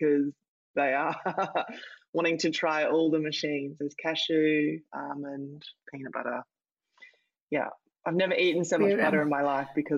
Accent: Australia; now in London, United Kingdom; I'm Australian

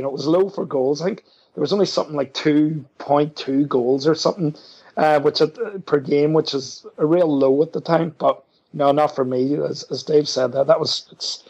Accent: Ireland; as an Irishman, I was 11

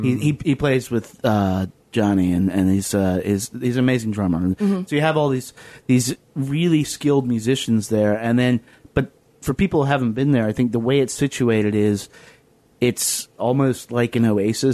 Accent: Lynchburg, Virginia, United States; I grew up in Southwest Virginia, down in Lynchburg.

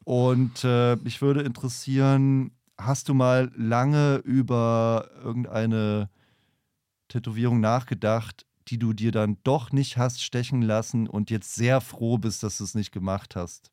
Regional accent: a small town in northern Bavaria, Germany; moved away; Dafür bin ich zurück in meine Heimatstadt gefahren, ähm, kleines Städtchen im Norden Bayerns

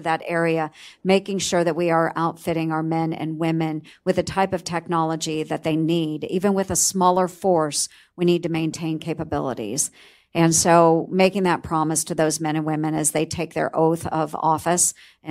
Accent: Iowa, United States; just in my home state of Iowa, we're becoming very much the Silicon Prairie is what we call ourselves.

